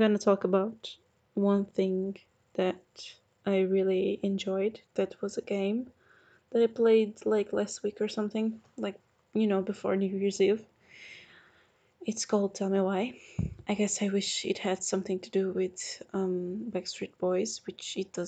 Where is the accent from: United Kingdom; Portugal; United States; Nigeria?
Portugal; I'm from Portugal